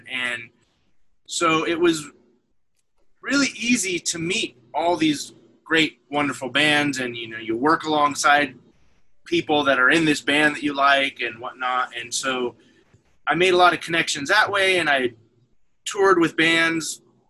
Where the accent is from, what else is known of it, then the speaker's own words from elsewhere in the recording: Northern California, United States; moved away as an adult; also born or lived in Bay Area, California / San Francisco, California / Seattle, Washington / Portland, Oregon; now in Asheville, United States; I was born in California and grew up in Northern California. Born in the Bay Area and then spent a lot of my youth in further north near Redding and Weed, California. When I graduated high school, I moved back down to the Bay Area